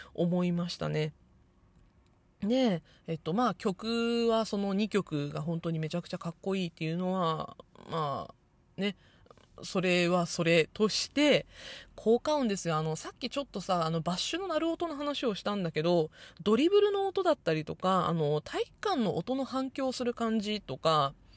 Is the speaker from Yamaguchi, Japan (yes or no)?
no; Nagasaki, Japan; born or raised there